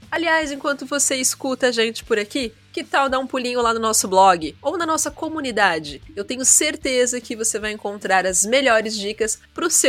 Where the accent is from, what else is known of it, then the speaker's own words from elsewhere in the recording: São Paulo, Brazil; moved away as an adult; also born or lived in Oxford, United Kingdom; now in Florianópolis, Brazil; Eu nasci em São Paulo, na cidade de São Paulo.